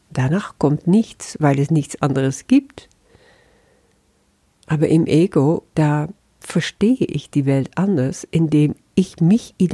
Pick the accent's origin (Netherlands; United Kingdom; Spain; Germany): Netherlands; first language Dutch; German is a second language; Und als Niederländerin, obwohl das auch nur ein Etikett ist, das sehe ich schon, erfahre ich das dann anders.